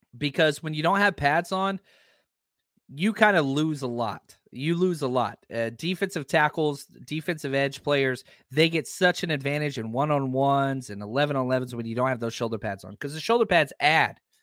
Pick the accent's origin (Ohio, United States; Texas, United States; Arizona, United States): Texas, United States; Dallas; I was raised, born and raised in Dallas.